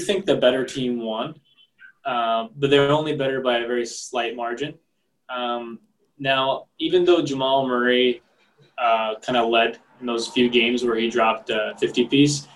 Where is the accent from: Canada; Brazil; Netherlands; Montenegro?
Montenegro; I'm from Montenegro.